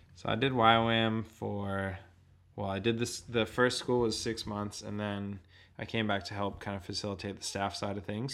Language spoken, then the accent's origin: English; Boston, Massachusetts, United States; also born or lived in Sunshine Coast, Australia; now in Australia; I originally hail from the shores of Boston on the east coast